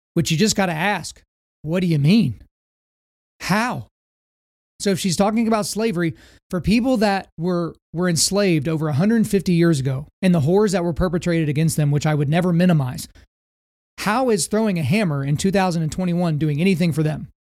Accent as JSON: {"language": "English", "country": "United States", "said": "as an American"}